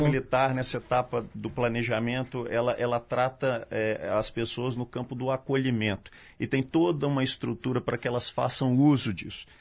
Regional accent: Minas Gerais, Brazil; eu falo como mineiro, não só como policial militar

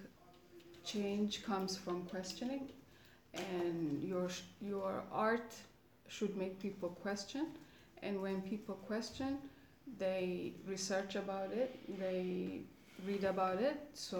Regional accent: Ethiopia; I'm from Ethiopia, and I work with my little brother

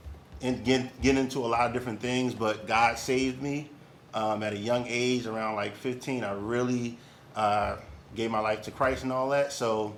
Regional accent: Philadelphia, Pennsylvania, United States; I'm from Philly. I was born in North Philly, but I was raised in Alleyne.

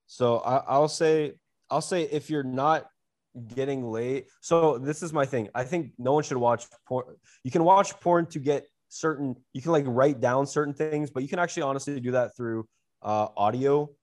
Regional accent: United States; as an American

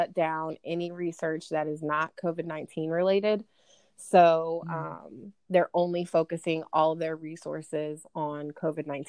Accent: Lafayette, Indiana, United States; I'm calling in from Lafayette, Indiana. West Lafayette is home of Purdue University, where me and Krista went to school together. I was born and raised here, and my entire family is still here.

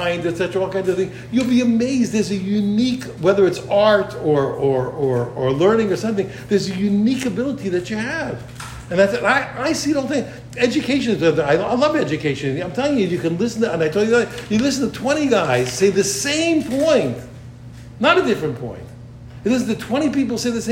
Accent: United States; I'm an American

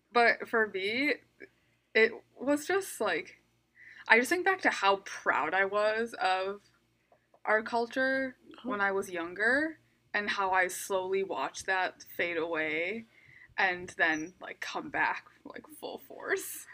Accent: Midwest, United States; growing up in the Midwest

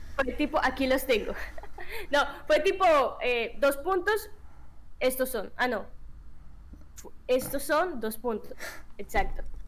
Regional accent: Colombia; como buenos colombianos

